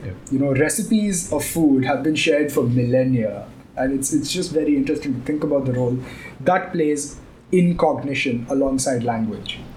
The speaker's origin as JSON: {"language": "English", "town": "Chennai", "region": "Tamil Nadu", "country": "India", "tie": "born or raised there", "also_born_or_lived": "Gurgaon / Mumbai", "moved": "yes", "lives_now": "Chennai, India", "said": "I was born in Chennai and I've lived a long time in Chennai"}